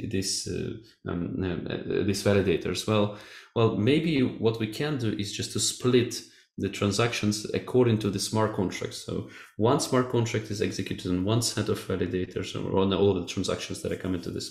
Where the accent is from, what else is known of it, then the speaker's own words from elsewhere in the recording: Kharkiv, Kharkiv Oblast, Ukraine; now in Portugal; We're both from Ukrainian city Kharkiv, and we studied at the same school